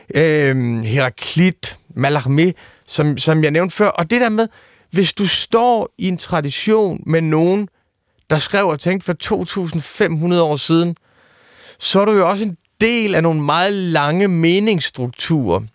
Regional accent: East Jutland, Central Denmark Region, Denmark; jeg er født i Østjylland i 1974

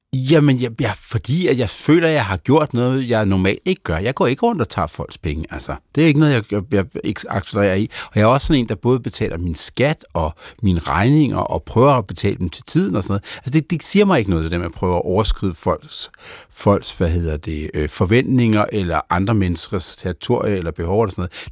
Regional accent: Denmark; also born or lived in Germany; jeg er født i Danmark

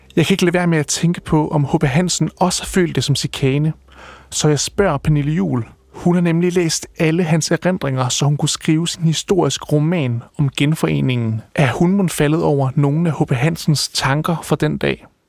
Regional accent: Viborg, Central Denmark Region, Denmark; now in Aabenraa, Denmark; jeg er fra Viborg, og altså midtjyde

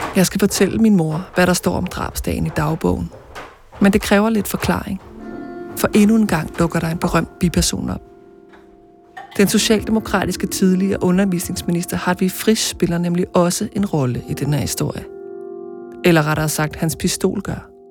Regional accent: Ølstykke, Capital Region of Denmark, Denmark; moved away; tager jeg mod ølstykke til mit barndomshjem

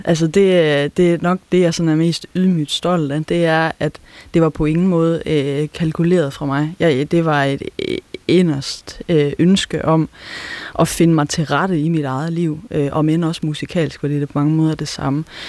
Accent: South Jutland, Southern Denmark, Denmark; accent: South Jutlandic (sønderjysk); first language South Jutlandic Danish; moved away; Det er mit modersmål. Det er hjemfølelsen for mig at snakke sønderjysk

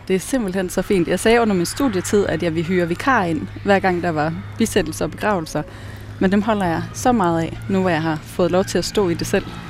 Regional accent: Norway; now in Denmark; jeg er nordmand

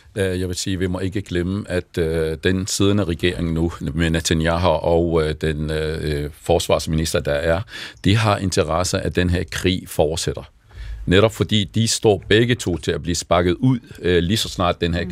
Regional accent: Jordan; also born or lived in Palestine (ancestry); now in Denmark; jeg er jo selv palæstinenser, jeg har født i en flygtningelejr

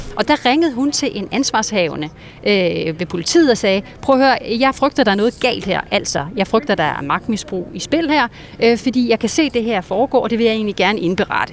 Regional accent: Denmark; now in United States; ikke bare her i USA, hvor jeg befinder mig, men i hele verden, også hjemme i Danmark

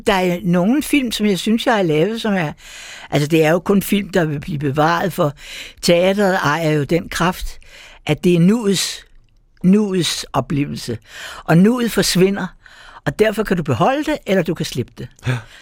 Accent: Copenhagen, Capital Region of Denmark, Denmark; jeg er født på Gamle Strand, lille tur hen over øh, øh, Havnegade, og så har jeg vokset op i Nyhavn. Så jeg er fra det eneste København

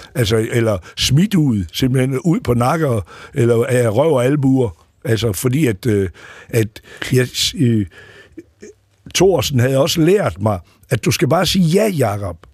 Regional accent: Aarhus, Central Denmark Region, Denmark; moved away as an adult; also born or lived in Faroe Islands / New York; jeg voksede op i Rigskov

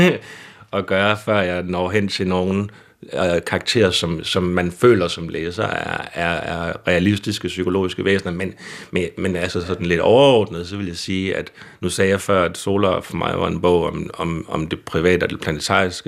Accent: Søhøjlandet, Central Denmark Region, Denmark; Så jeg er også selv fra Søholandet

